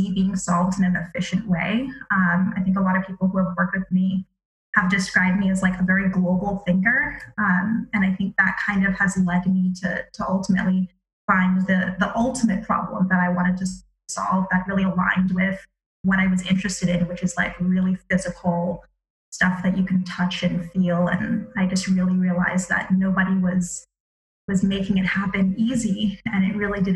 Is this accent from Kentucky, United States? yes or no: no; Palm Beach, Florida, United States; I grew up in Palm Beach, Florida